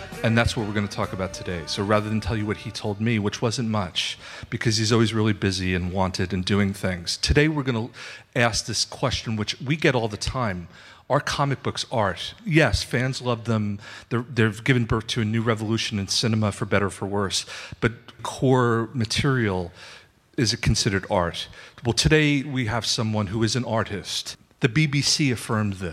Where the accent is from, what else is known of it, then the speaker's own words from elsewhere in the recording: New York, United States; I'm a New Yorker